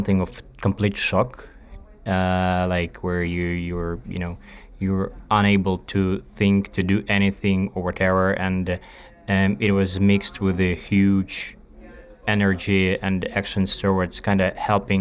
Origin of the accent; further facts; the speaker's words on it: Kyiv, Ukraine; moved away as an adult; also born or lived in Spain; I'm from Ukraine, Kyiv